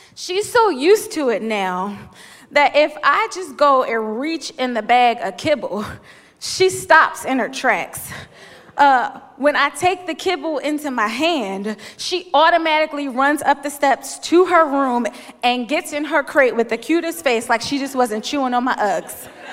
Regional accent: Philadelphia, Pennsylvania, United States; I'm from Philly

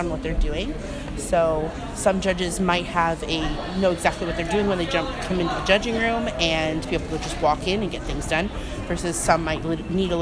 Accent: Orlando, Florida, United States; I'm from Orlando, Florida, from Oviedo High School alumni

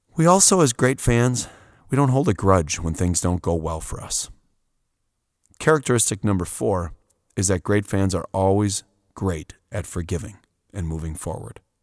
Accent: Wisconsin, United States; I'm coming from Wisconsin.

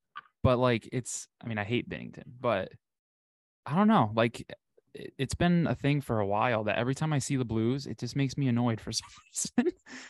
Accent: Buffalo, New York, United States; I'm from Buffalo, my family's a big Sabres fan

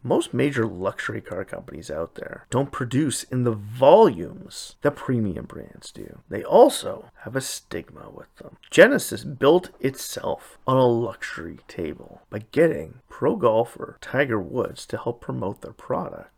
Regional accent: Canada; my home country

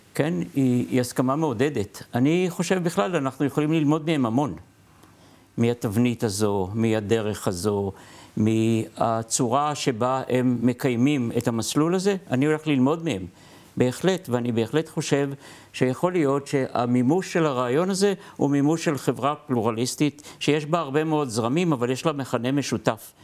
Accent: Lod, Central District, Israel; אני גדלתי בלוד, אבא שלי סנדלר

